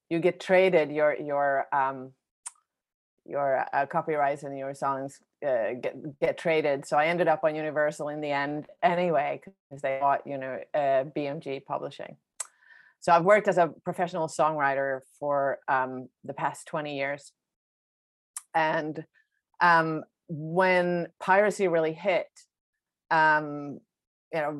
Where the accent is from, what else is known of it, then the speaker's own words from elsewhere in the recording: Sweden; English is a second language; moved away as an adult; also born or lived in New York; Um, so, I'm uh, from Sweden originally. I grew up and I'm born and raised in Sweden.